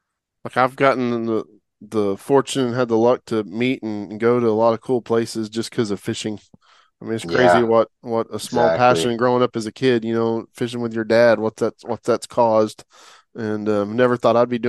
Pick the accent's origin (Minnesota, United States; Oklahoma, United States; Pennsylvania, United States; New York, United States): Oklahoma, United States; moved away as an adult; I'm from Oklahoma originally.